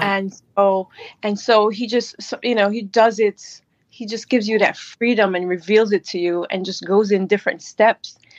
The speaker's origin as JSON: {"language": "English", "country": "Jamaica", "tie": "born or raised there", "moved": "yes", "lives_now": "New York, United States", "said": "I was born in Jamaica, and I migrated here. I live in New York"}